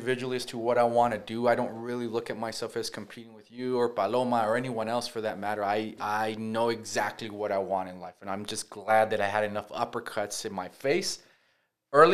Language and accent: English; El Paso, Texas, United States; moved away; also born or lived in Los Angeles / New York City; I born and raised in El Paso